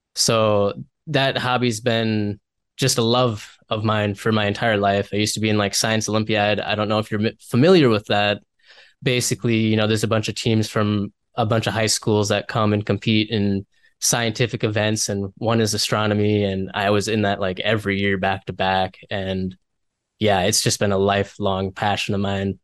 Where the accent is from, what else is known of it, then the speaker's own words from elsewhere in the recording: Minnesota, United States; I come from Minnesota.